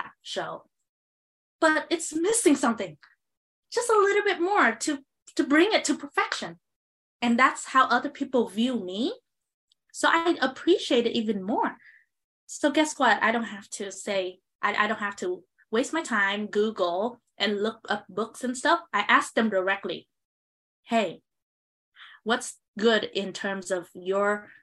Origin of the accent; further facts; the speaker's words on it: Southern Vietnam, Vietnam; moved away; we come from the South Vietnam region, agricultural area